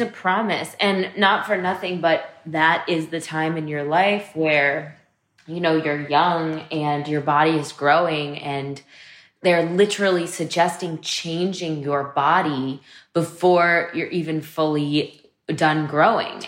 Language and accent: English; New York, United States; growing up in Manhattan